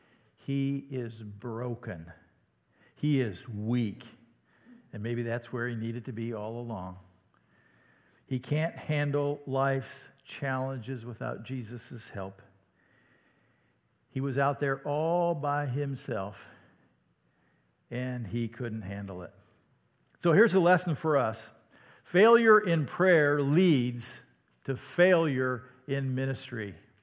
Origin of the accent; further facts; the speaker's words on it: Iowa, United States; "You're from the south, aren't you?" "Well, no, I'm from Iowa."